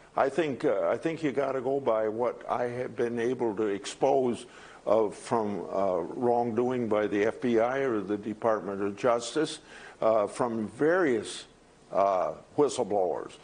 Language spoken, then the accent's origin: English; Washington, District of Columbia, United States; this filthy, rotten, corrupt city called Washington, D C, my hometown. Well, it has been for a long time anyway.